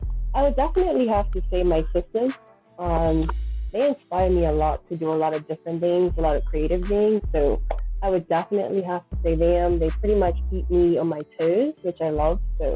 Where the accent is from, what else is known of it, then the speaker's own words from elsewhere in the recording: Bermuda; moved away as an adult; also born or lived in United States; Okay, you know I'm from Bermuda.